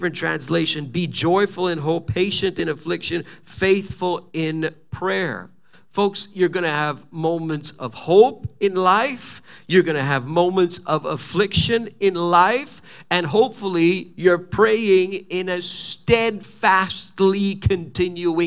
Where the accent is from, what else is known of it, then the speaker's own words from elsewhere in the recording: Quebec, Canada; I'm from Quebec